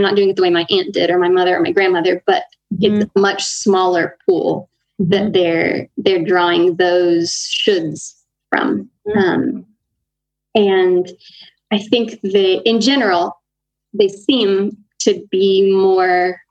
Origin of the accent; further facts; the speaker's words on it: United States; now in Honduras; as an American